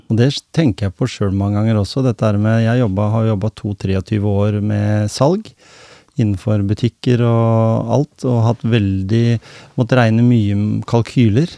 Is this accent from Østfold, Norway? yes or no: no; Skien, Vestfold og Telemark, Norway; jeg kom fra Skien